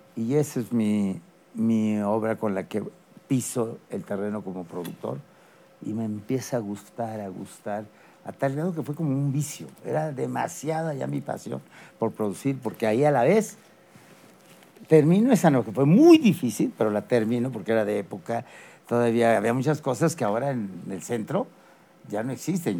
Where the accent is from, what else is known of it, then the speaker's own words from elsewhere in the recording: Mexico City, Mexico; nací en la Ciudad de México